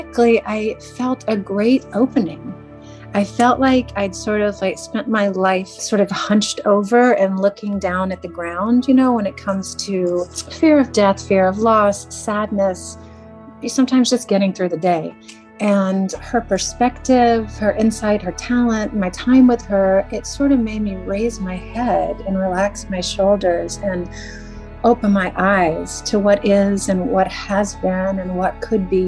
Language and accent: English; Asheville, North Carolina, United States; I'm from Asheville, North Carolina